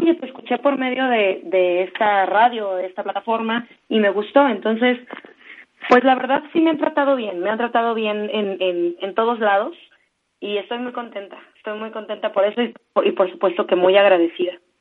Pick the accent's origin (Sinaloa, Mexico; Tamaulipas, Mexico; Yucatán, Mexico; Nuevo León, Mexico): Sinaloa, Mexico; Mazatlán; moved away as an adult; now in Mexico City, Mexico; mi tierra, en mi, en, mi natal Mazatlán, Sinaloa.